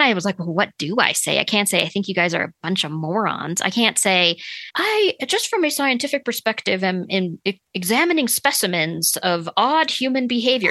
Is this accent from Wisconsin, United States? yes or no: no; Sioux Falls, South Dakota, United States; when I was growing up, we lived in Sioux Falls, South Dakota